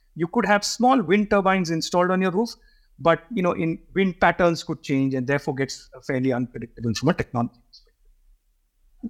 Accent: Mumbai, Maharashtra, India; I was brought up in Bombay

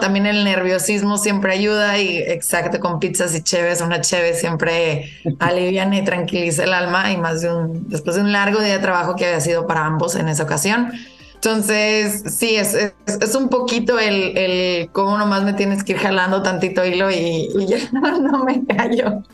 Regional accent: Saltillo, Coahuila, Mexico; moved away as an adult; also born or lived in Canada; Soy originaria de Saltillo

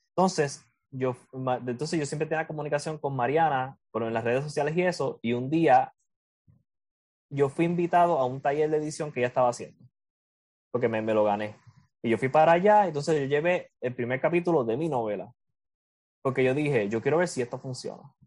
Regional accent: Puerto Rico

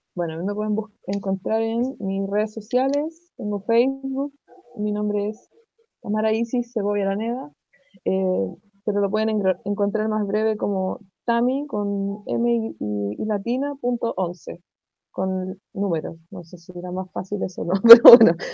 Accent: Santiago, Santiago Metropolitan Region, Chile; Soy de Santiago

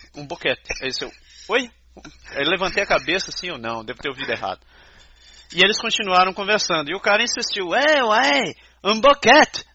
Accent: Brazil; now in Canada; A gente, brasileiro, não falar inglês

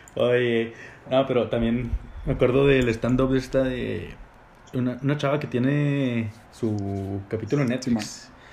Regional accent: Chihuahua, Mexico; yo, pues, de Chihuahua

